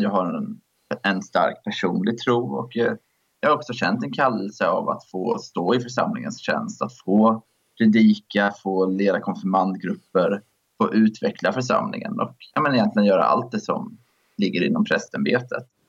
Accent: Jönköping, Jönköping County, Sweden; jag kommer från Jönköping

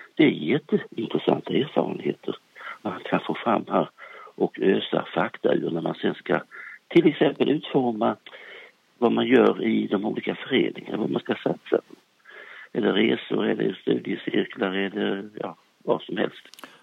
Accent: Småland, Sweden; moved away; jag är gärna uppe i Småland, i min hembygd, där jag är född

